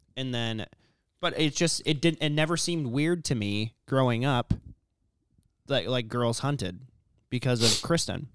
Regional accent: Corcoran, Minnesota, United States; when we grew up in Corcoran, Like, I always shot ducks after school.

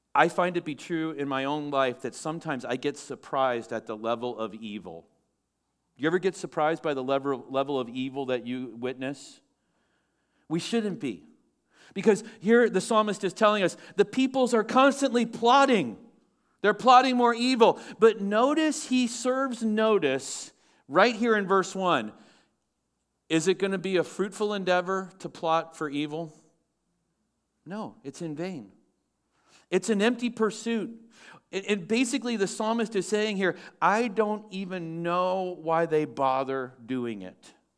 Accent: United States; I'm an American. I live in the greatest nation on the face of the earth

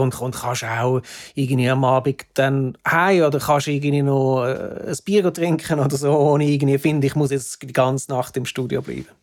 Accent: Zurich, Switzerland; moved away as an adult; also born or lived in Hamburg; now in London, United Kingdom; vorher bin ich in Zürich aufgewachsen

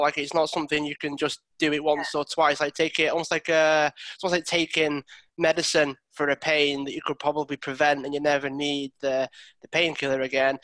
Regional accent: Widnes, North West England, United Kingdom; I'm actually originally from Widnes.

